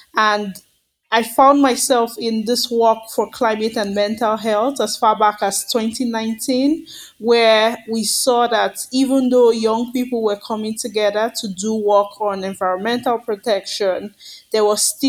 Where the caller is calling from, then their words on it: Lagos, Nigeria; I'm calling in from Lagos, Nigeria, where I live and work.